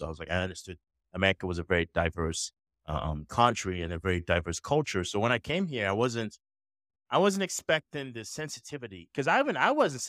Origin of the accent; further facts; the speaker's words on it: Nigeria; now in United States; originally born in Nigeria, right? Mm-hmm. So for me, I grew up, you know, pretty much, if you say it, I grew up pretty much around Black. Everyone around me was Black, right?